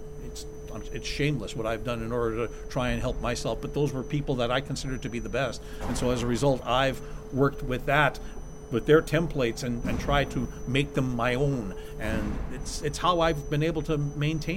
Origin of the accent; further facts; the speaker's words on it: Winnipeg, Manitoba, Canada; the Pioneer Arena in Winnipeg, which is my hometown